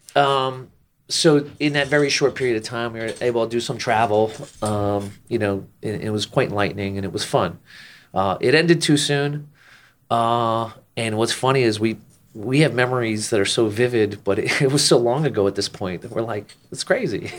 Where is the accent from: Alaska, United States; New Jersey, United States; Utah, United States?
New Jersey, United States; Jersey Shore; moved away as an adult; also born or lived in Orlando, Florida; I grew up and, and spent, well, at this point, it's actually not a majority of my life, but, uh, my childhood on the Jersey Shore outside New York City